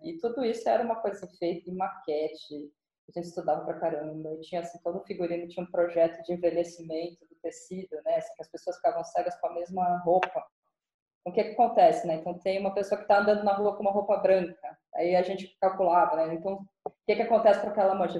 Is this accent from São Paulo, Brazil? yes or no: yes; São Paulo, Brazil; eu cresci em São Paulo